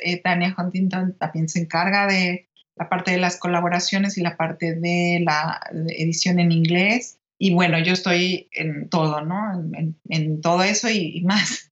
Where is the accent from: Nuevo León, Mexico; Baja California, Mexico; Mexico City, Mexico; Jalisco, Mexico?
Mexico City, Mexico; ahí nacieron mis padres y luego ya nosotros nacimos en la Ciudad de México